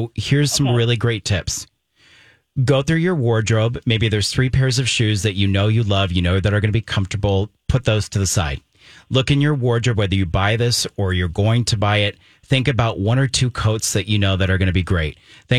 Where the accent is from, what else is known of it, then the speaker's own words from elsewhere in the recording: Germany; And, you know, I was raised in Germany, so I've been like all over Europe.